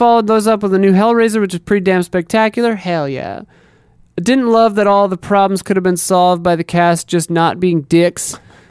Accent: Seattle, Washington, United States; I'm from the Seattle area, so October rain is a cozy fall imagery.

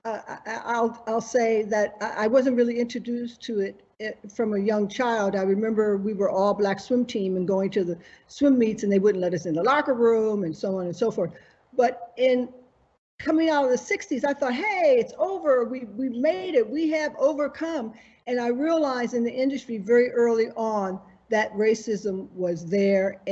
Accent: Buffalo, New York, United States; watching this on a Black and white television in Buffalo, New York.

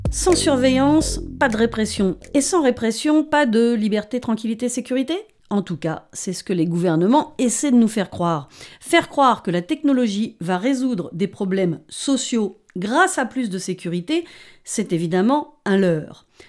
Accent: France; chez nous en France

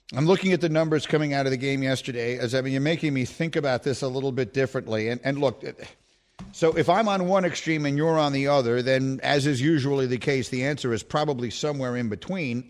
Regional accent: New York, United States; moved away as an adult; also born or lived in Chicago; I grew up in Lower Manhattan.

